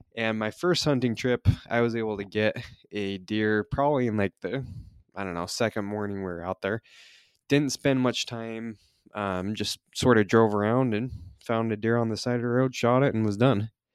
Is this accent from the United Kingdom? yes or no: no; Utah, United States; I'm from Utah, so I went back down to southern Utah